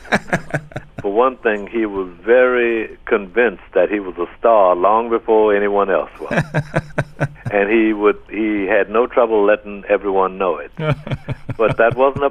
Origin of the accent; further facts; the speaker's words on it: New Orleans, Louisiana, United States; I didn't find it to be a rough place to grow up